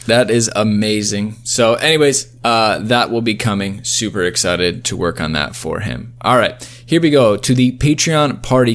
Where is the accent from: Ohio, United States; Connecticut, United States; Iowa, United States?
Iowa, United States; I'm from Iowa